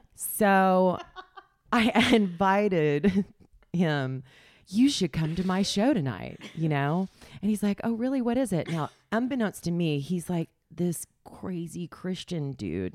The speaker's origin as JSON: {"language": "English", "town": "Springfield", "region": "Missouri", "country": "United States", "tie": "born or raised there", "moved": "yes", "lives_now": "New York City, United States", "said": "I was born in Springfield, Missouri. I went to high school with Brad Pitt"}